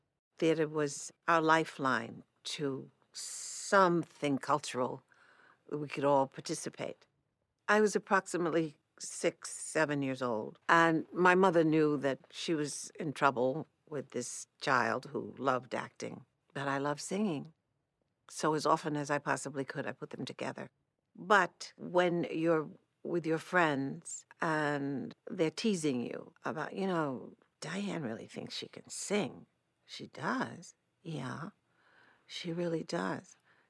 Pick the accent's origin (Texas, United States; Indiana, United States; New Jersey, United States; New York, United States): New York, United States; New York City; I grew up in Manhattan, New York City. I'm certainly a New York City person. Fortunately, I had, because of growing up in New York City, the world to relate to every day from the time I was in elementary school.